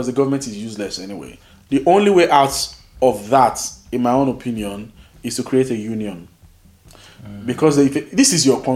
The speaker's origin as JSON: {"language": "English", "country": "Nigeria", "tie": "born or raised there", "moved": "as an adult", "lives_now": "United Kingdom", "said": "I grew up in Nigeria"}